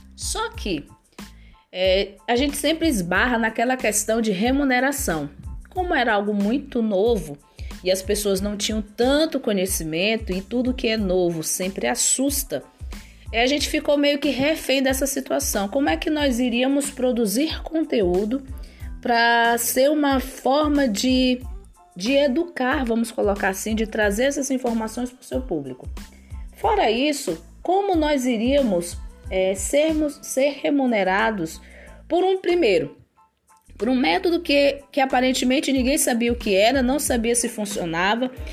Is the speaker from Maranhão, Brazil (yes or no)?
yes; São Luís, Maranhão, Brazil; moved away as an adult; now in Brasília, Brazil; eu sou maranhense, nascida em São Luís do Maranhão